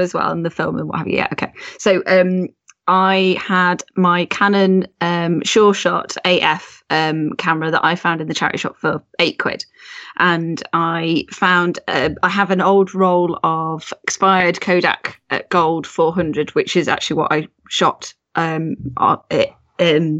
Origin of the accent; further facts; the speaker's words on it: Rugby, West Midlands, United Kingdom; That's my hometown. I'm originally from, rugby.